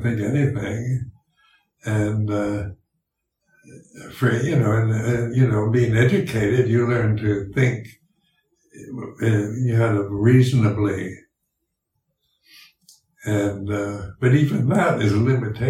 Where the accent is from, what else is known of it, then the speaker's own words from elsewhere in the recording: United States; accent: American English; first language English; my native tongue is English, and American English, and it's, I learned to speak it when I was growing up